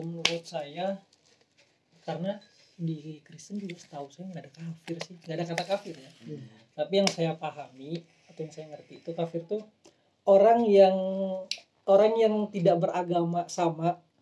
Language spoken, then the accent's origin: Indonesian; Kalimantan, Indonesia; moved away; waktu kecil kan waktu tinggal di Kalimantan